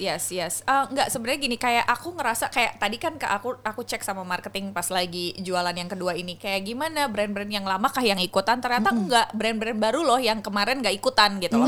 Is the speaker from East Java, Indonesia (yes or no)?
no; Jakarta, Indonesia; gue memang orang Jakarta